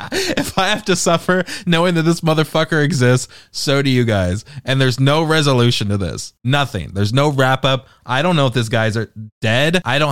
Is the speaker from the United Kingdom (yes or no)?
yes; United Kingdom; Canceled has two L's and there's a question mark at the end. I'm British, dog. That's why there's two L's in it.